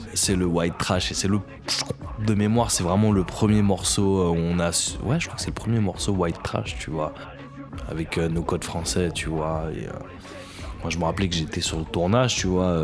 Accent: Paris, Île-de-France, France; also born or lived in Maisons-Alfort; je suis né à Paname

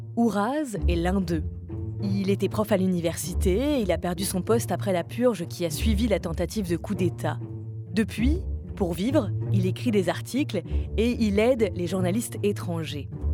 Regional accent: France; chez nous, en France

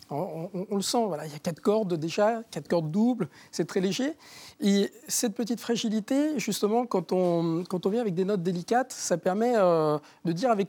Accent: Argenteuil, Île-de-France, France; la ville où je suis né, à Argenteuil

